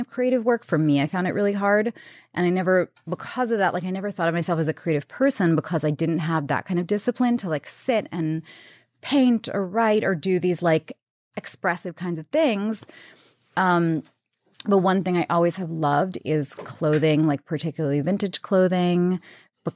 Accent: New York City, New York, United States; I grew up in Queens, New York

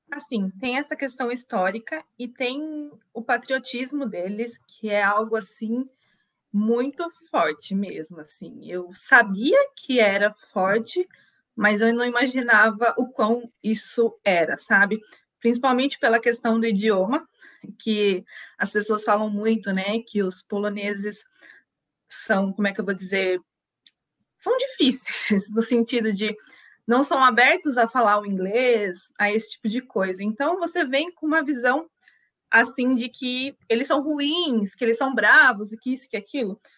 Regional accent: Itu, São Paulo, Brazil; moved away as an adult; also born or lived in Portugal; now in Poland; sou do interior de São Paulo, uh, da cidade de Itu, precisamente

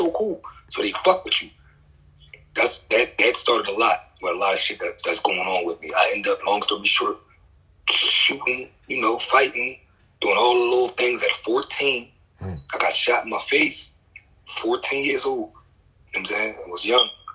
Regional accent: Philadelphia, Pennsylvania, United States; I'm from West Philly, but I was, raised up North Philly

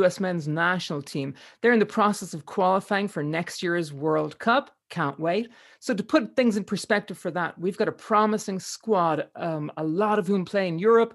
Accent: Ireland; now in Phoenix, United States; I'm from Ireland

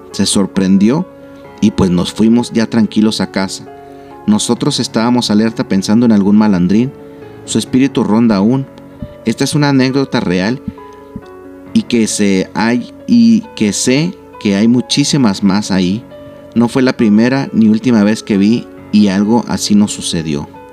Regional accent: Nuevo León, Mexico; los que somos aquí de, de Nuevo León

